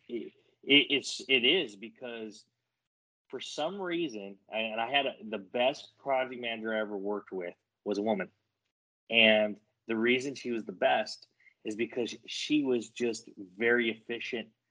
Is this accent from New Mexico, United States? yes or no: yes; New Mexico, United States; I grew up in New Mexico, so I grew up in your backyard